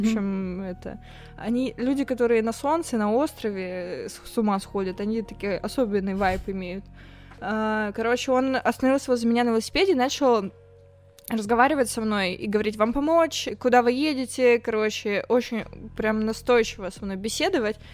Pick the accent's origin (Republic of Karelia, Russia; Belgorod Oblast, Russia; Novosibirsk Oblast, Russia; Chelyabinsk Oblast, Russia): Novosibirsk Oblast, Russia; Toguchin; А я э, из Тагучина. Это маленький город в Сибири.